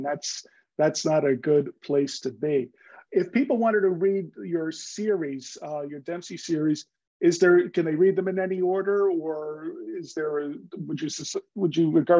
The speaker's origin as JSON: {"language": "English", "town": "Bronx", "region": "New York", "country": "United States", "tie": "born or raised there", "said": "I'm not a rancher. I grew up in the Bronx. That's where I got this French accent from."}